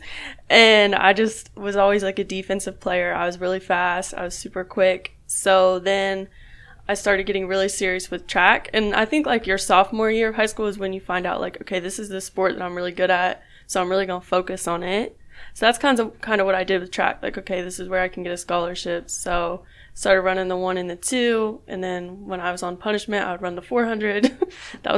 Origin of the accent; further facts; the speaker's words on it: Junction City, Ohio, United States; I grew up in Junction City, Ohio, super small town.